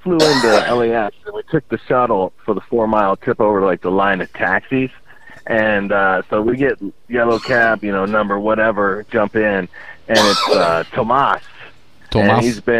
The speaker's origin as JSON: {"language": "English", "country": "Ireland", "said": "No, I'm Irish."}